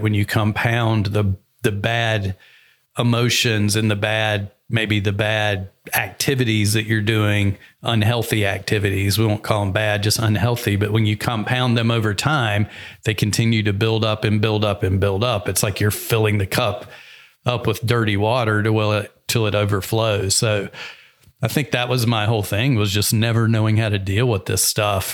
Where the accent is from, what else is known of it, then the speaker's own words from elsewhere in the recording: the South, United States; moved away; I'm from the South